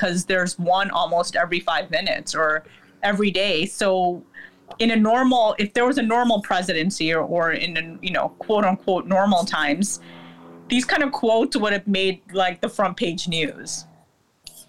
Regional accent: Lincolnwood, Illinois, United States; also born or lived in Chicago; I grew up in Lincolnwood, which is 5 minutes from the city

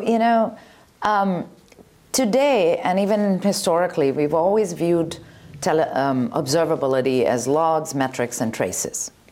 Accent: Bangalore, Karnataka, India; moved away; When I was younger, I grew up in India in Bangalore.

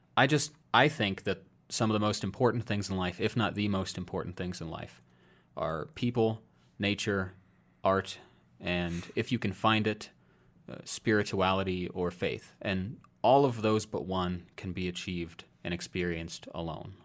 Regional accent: Iowa, United States; moved away; I moved out of my home state of Iowa

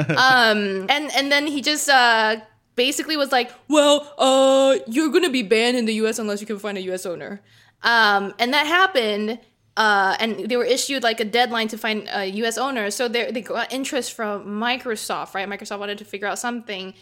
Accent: Singapore; moved away; growing up in Singapore

